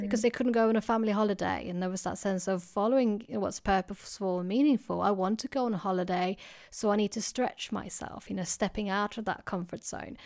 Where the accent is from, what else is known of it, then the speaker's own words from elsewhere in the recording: Sweden; now in United Kingdom; as you can hear, I, I come from Sweden